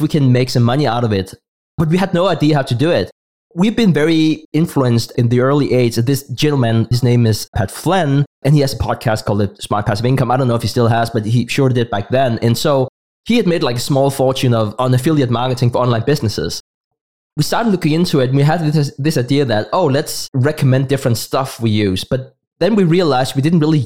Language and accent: English; Denmark; first language Danish; English is a second language; my native tongue, that's Danish